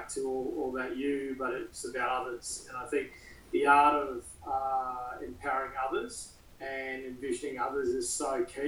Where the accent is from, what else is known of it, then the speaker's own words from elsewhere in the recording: Queensland, Australia; As a Queenslander